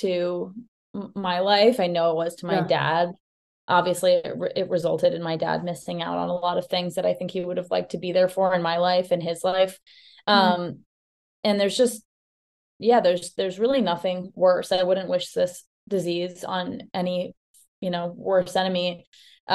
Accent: New York City, New York, United States; I grew up in Manhattan

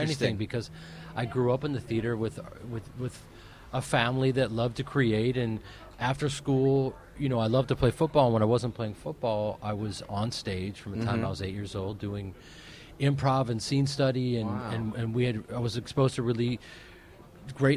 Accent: Evanston, Illinois, United States; now in Malibu, United States; I grew up just outside of Chicago on the north side of a place called Evanston

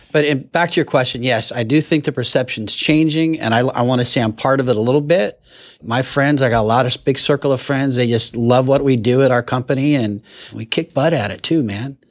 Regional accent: Fullerton, California, United States; I'm born and raised in Fullerton, been here my whole life

